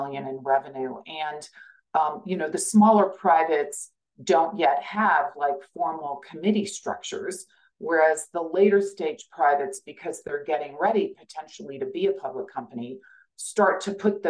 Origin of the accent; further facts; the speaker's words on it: Kansas, United States; moved away as an adult; also born or lived in Silicon Valley; I'm from Kansas. I am still very connected to Kansas. I go back all the time